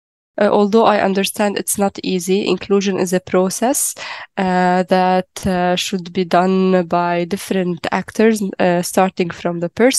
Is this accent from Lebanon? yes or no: yes; Lebanon; I am from Lebanon. I am a person with a physical disability. I have upper limb amputation. I am 29 years old.